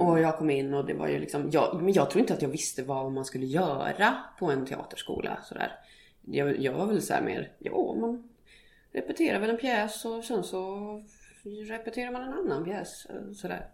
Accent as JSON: {"language": "Swedish", "town": "Skärplinge", "region": "Uppsala County", "country": "Sweden", "tie": "born or raised there", "moved": "as an adult", "said": "jag är uppväxt i Skärplinge mm. som är ett litet samhälle som ligger fyra och en halv mil söder om Gävle."}